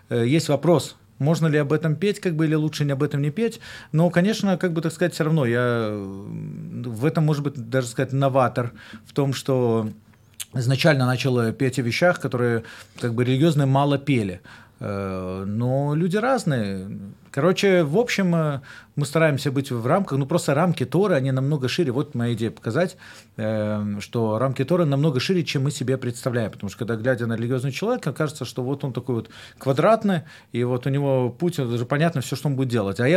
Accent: Belarus; даже это я сам с Беларуси

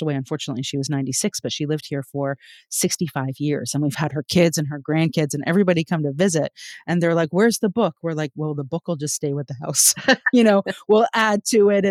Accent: Toronto, Ontario, Canada; now in Orangeville, Canada; I'm from Toronto area, Canada, and so is Heather. And I live in a house that's 130 years old. And I live in a small town called Orangeville

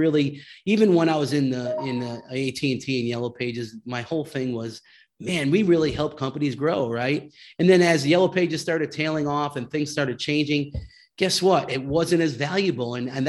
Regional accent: Connecticut, United States; I moved the family back to California from the East Coast. I was from Connecticut.

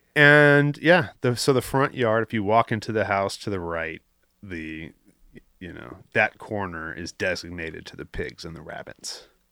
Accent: Los Angeles, California, United States; I'm from the Palisades

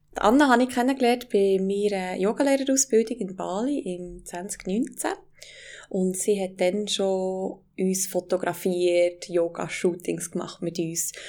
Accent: Wengen, Bern, Switzerland; meine Heimat dran, also Wengen

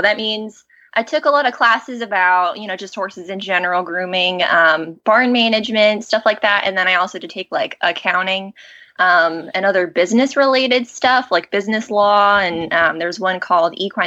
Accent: Colorado, United States; moved away as an adult; also born or lived in Arizona; now in New Jersey, United States; I was born in Arizona, and then when we moved to Colorado, I was 11. So most of the time I say I'm from Colorado, that's really where I grew up

